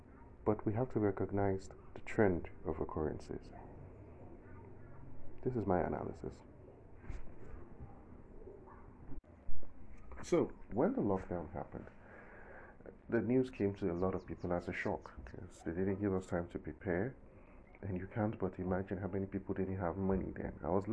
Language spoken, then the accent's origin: English; southern Nigeria, Nigeria; accent: Southern Nigerian; I'm a Southerner. That should be obvious anyway, if you're familiar with Nigeria from the accent